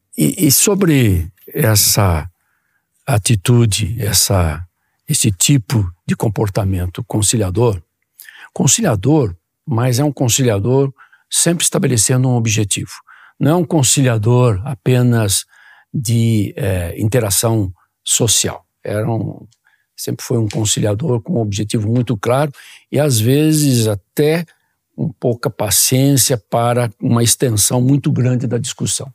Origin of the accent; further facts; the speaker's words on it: interior of São Paulo, Brazil; also born or lived in Piracicaba; nós dois éramos do interior. Então, o professor Zago de, vinha de Ribeirão Preto, eu vinha de Piracicaba